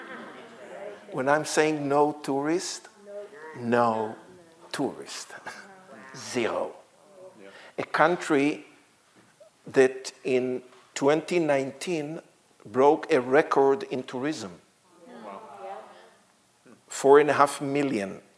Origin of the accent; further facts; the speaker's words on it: Israel; English is a second language; I was born in Israel and grew up in Israel. You can hear my accent.